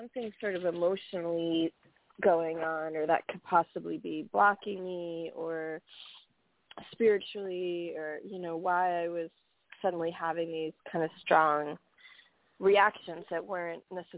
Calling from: New York, United States; from New York.

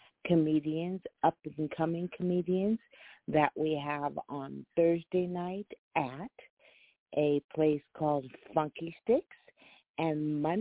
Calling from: Los Angeles, California, United States; I'm calling from Los Angeles, California.

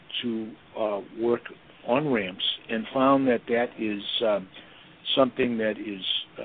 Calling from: Boston, Massachusetts, United States; I'm in Boston.

